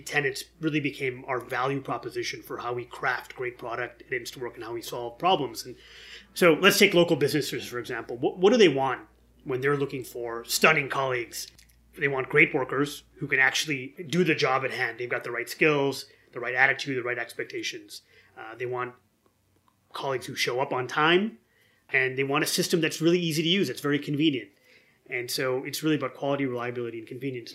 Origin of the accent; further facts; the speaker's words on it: near Detroit, Michigan, United States; I grew up near Detroit.